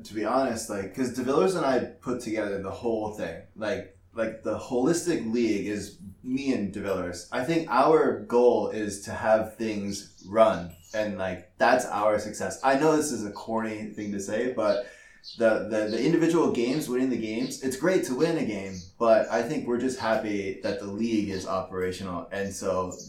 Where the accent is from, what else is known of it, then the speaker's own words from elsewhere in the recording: Sioux Falls, South Dakota, United States; I'm from Sioux Falls, South Dakota.